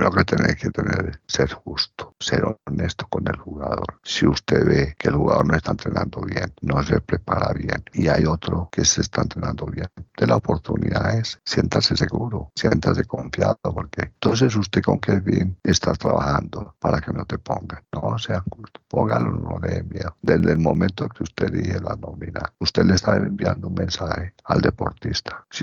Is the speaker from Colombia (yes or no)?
yes; Colombia; nos vamos a sentir orgullosos como colombianos con la presencia de estos grupos folclóricos